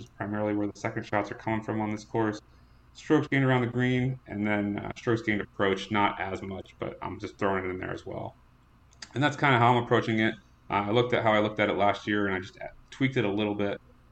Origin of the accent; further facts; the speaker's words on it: TPC River Highlands area, Connecticut, United States; this is my hometown. I grew up about 10 minutes away from here